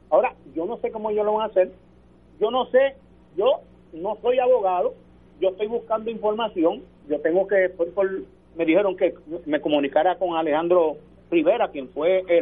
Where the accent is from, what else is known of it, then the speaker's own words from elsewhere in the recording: Puerto Rico; porque nosotros somos puertorriqueños.